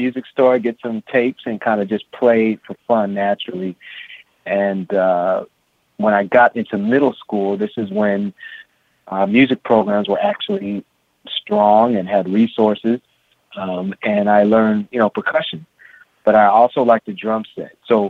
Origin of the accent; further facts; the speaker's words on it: San Francisco, California, United States; I was born and raised in San Francisco, California, in the Haight-Ashbury district.